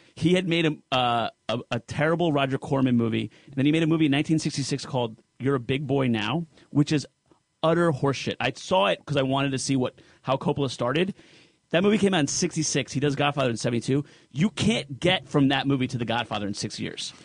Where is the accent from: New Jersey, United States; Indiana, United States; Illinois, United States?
New Jersey, United States; I'm Sicilian from Jersey